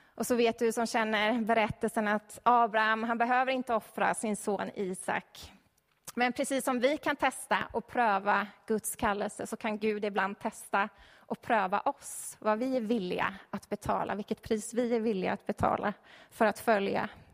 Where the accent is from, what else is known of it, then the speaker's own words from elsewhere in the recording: Stockholm, Stockholm County, Sweden; jag är uppvuxen i Stockholm